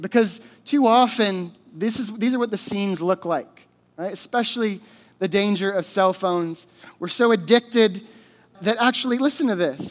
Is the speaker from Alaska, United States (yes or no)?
yes; Alaska, United States; I grew up in Alaska. I was born and raised here